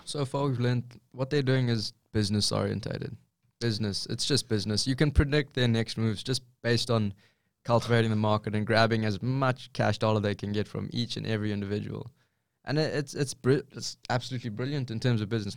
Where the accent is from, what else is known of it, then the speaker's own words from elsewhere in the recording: South Africa; moved away as an adult; now in Australia; I'm from South Africa, like a third world country.